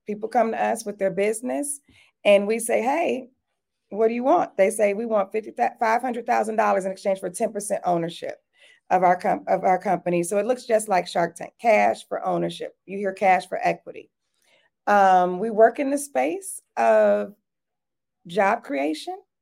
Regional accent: Detroit, Michigan, United States; now in Atlanta, United States; I grew up in Detroit, Michigan

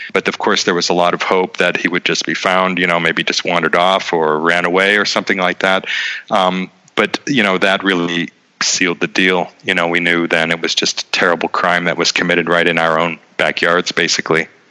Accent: Boardman, Ohio, United States; moved away as an adult; also born or lived in Youngstown, Ohio / New York / Vienna, Austria; now in Prague, Czech Republic; I was born in Youngstown, grew up in Boardman

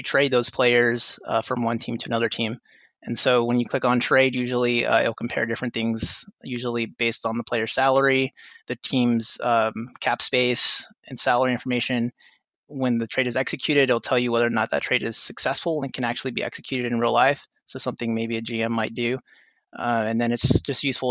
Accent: Rio Grande Valley, South Texas, United States; moved away as an adult; now in San Antonio, United States; I was born and raised in South Texas in the Rio Grande Valley before moving here to attend the University of Texas at San Antonio

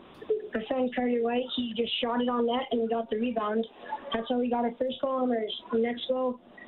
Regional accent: Airdrie, Alberta, Canada; I'm from Airdrie, Alberta.

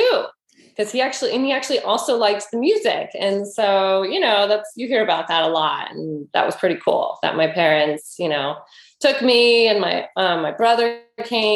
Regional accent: Oakland, California, United States; grew up in Oakland, and had a lovely childhood

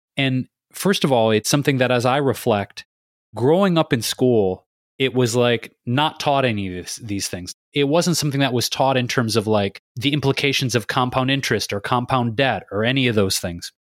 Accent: Detroit, Michigan, United States; Detroit Pistons, my hometown

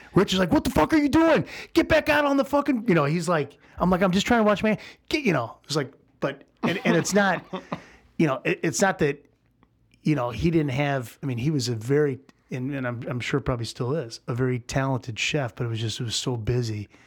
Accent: St. Louis, Missouri, United States; moved away as an adult; also born or lived in New York; now in Chicago, United States; I moved back to St. Louis. Um, this is, you know, in the beginning of 96 and, uh, with, with the intention of staying in St. Louis, it's my hometown

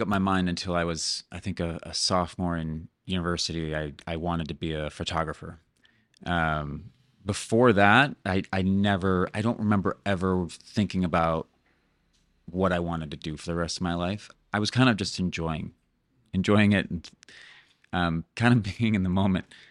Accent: Cleveland, Ohio, United States; moved away as an adult; also born or lived in Montana / Seattle; now in Playa del Carmen, Mexico; I was born in Cleveland, Ohio

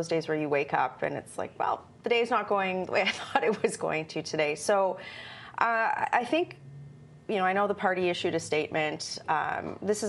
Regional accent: Alberta, Canada; I'm from Alberta

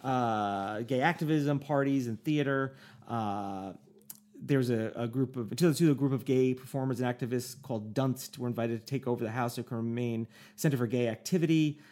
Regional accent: United States; Me as an American, I'd be like, I'm an American

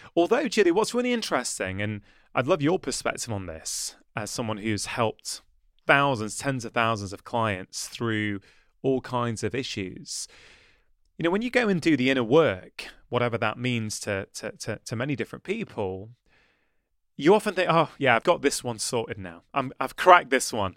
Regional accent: the Northwest, North West England, United Kingdom; also born or lived in Edinburgh; I moved back to the Northwest to help my mother and my brother look after my dad

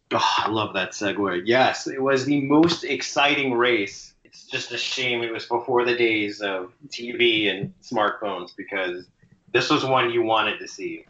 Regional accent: Chicago, Illinois, United States; my hometown

